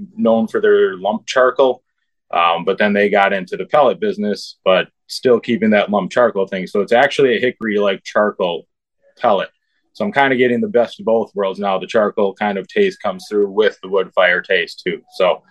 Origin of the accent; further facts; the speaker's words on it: Wisconsin, United States; growing up in Wisconsin, you know, it's a brewer's tailgate.